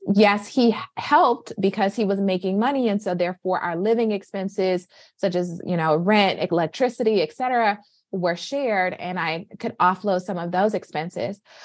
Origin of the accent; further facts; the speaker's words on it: Flint, Michigan, United States; now in Boston, United States; born and raised in Flint, Michigan. I am currently residing in Boston